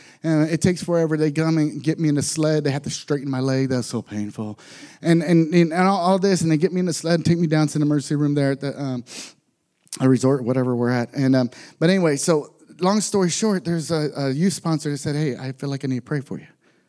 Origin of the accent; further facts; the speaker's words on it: Texas, United States; I'm from Texas, so we don't go skiing very much. I'm from a very poor area in Texas, and I end up moving and being in foster families.